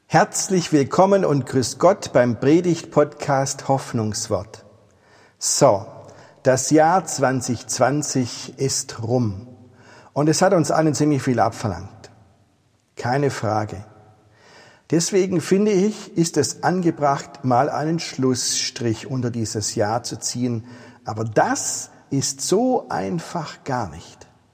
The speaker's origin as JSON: {"language": "German", "region": "Swabia", "country": "Germany", "said": "als Schwabe"}